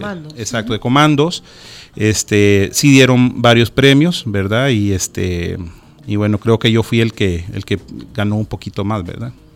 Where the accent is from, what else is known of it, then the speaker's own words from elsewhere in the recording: El Salvador; nuestras palabras, nuestro acento